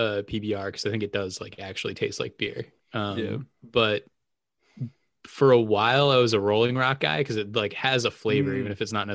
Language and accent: English; Amherst, United States; born or raised there; moved away as an adult; now in San Diego, United States